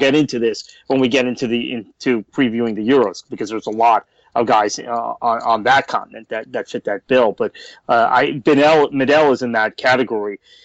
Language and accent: English; United States; I'm American